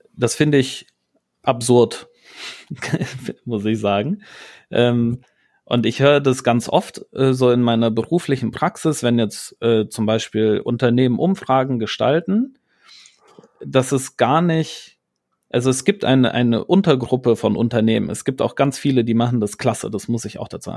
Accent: Rhineland, Germany; ich bin ja Rheinländer

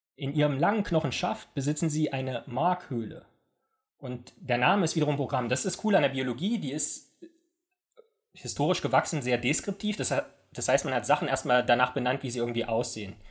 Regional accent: East Germany, Germany; ich komme ja aus dem Osten

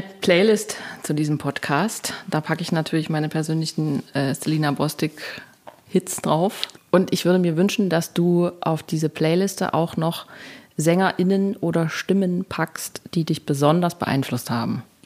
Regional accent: Thuringia, Germany; Also ich komme aus Thüringen.

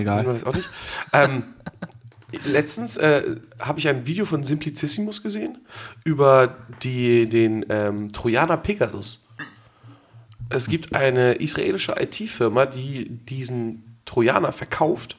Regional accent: Geesthacht, Schleswig-Holstein, Germany; ich komme ja aus der Stadt. Aus meiner Heimatstadt kommt die Diddlemaus

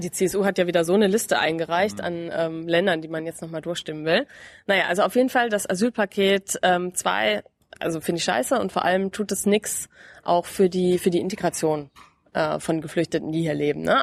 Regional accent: Lower Bavaria, Germany; Ich komme aus Niederbayern, ähm, aus einem genau sehr kleinen Ort in Bayern.

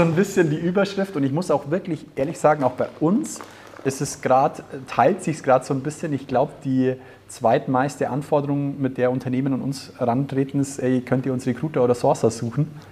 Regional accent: Germany; bei uns in Deutschland

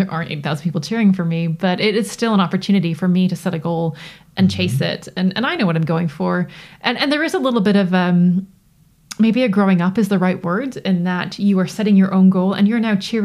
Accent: Toronto, Ontario, Canada; accent: North American; now in United Kingdom; I grew up in Toronto

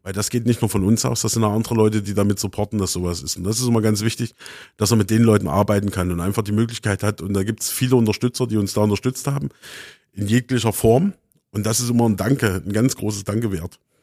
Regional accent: Erfurt, Thuringia, Germany; wir sind halt auch so ein bisschen heimatverbunden, wir wollen halt auch ein bisschen Tradition hier, wir fühlen uns äh, als Erfurter, als Thüringer

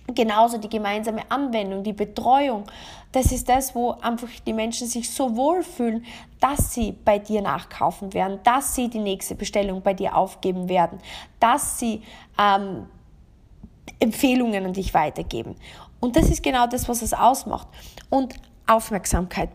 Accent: Austria; bei uns in Österreich

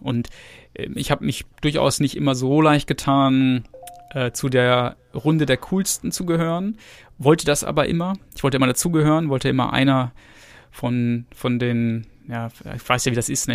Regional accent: Gütersloh, North Rhine-Westphalia, Germany; ich bin in Gütersloh geboren. Ähm, also das ist in der Nähe von Bielefeld

